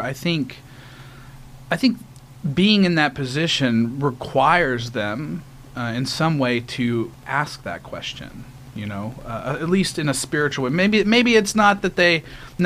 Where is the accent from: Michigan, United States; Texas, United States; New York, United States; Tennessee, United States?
Texas, United States; Conroe; I grew up in Conroe, Texas, so just a little bit north of Houston